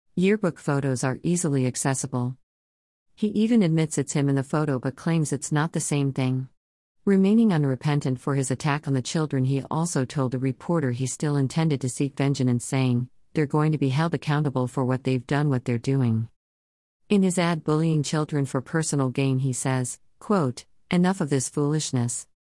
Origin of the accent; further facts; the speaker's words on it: Chicago, Illinois, United States; Growing up on the south side of Chicago